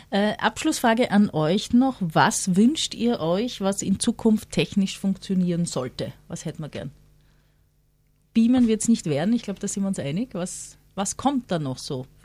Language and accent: German; South Tyrol, Italy; Ich bin aus Südtirol.